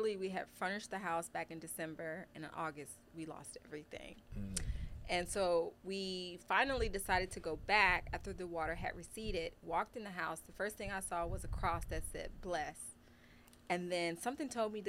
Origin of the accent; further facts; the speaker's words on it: Philadelphia, Pennsylvania, United States; now in Texas, United States; I grew up in Philadelphia